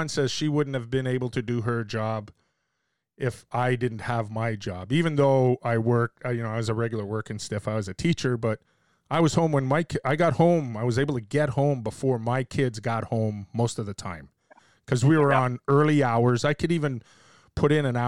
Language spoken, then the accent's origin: English; Canada; I'm Canadian